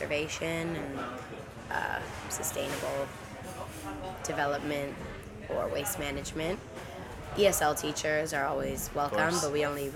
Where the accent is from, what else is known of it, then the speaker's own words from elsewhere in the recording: Toronto, Ontario, Canada; moved away as an adult; now in Koh Rong, Cambodia; in Toronto, my hometown